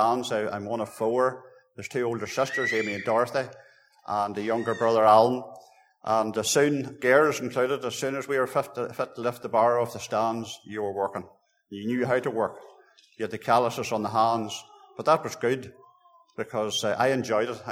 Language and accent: English; Lisnaskea, Northern Ireland, United Kingdom; I was born in 1961. I was brought up in Lisnaski.